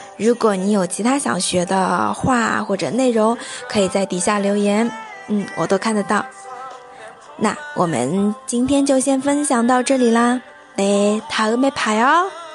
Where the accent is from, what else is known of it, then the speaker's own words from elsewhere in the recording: China; 我们作为中国人啊